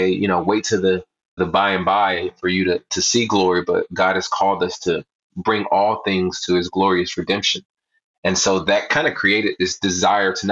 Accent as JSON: {"language": "English", "region": "Southern California", "country": "United States", "tie": "born or raised there", "said": "I grew up in Southern California"}